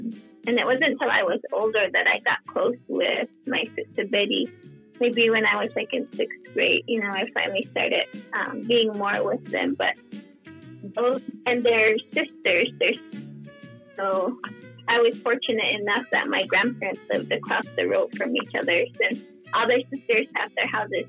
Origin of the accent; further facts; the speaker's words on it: Third Mesa, Arizona, United States; accent: Third Mesa slang; moved away as an adult; also born or lived in Polacca, Arizona; I'm from Palakka or Kisumovi, but I lived in Cape Town until I was in college. So I had like the Third Mesa slang too